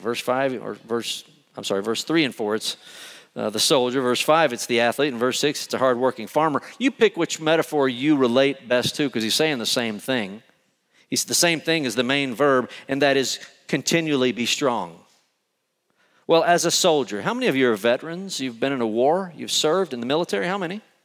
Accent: Conroe, Texas, United States; moved away; I grew up in Conroe

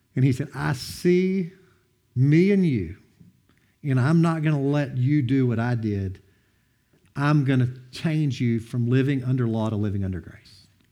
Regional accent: Madisonville, Kentucky, United States; I'm from Madison, North Hopkins High School, where it's where I went to school

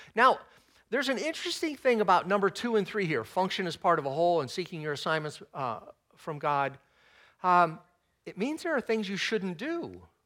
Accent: Texas, United States; I'm not prone to Southern speak, even though I was born in Texas

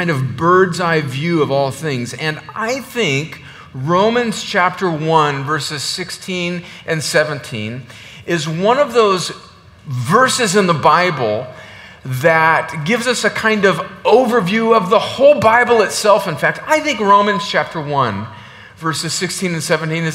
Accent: the Mexican border in California, United States; now in Georgia, United States; I'm originally from the Mexican border in California

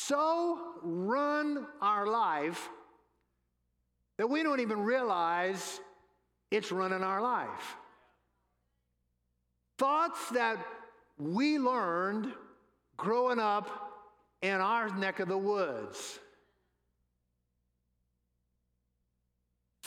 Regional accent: New Orleans, Louisiana, United States; I'm from New Orleans, home of the New Orleans Saints

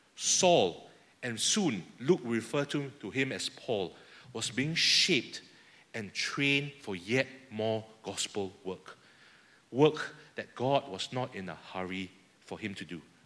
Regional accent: Singapore; I speak as fellow Singaporean here. Our culture in Singapore

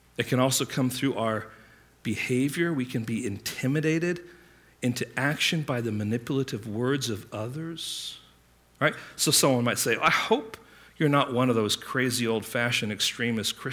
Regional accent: England, United Kingdom; I grew up in England

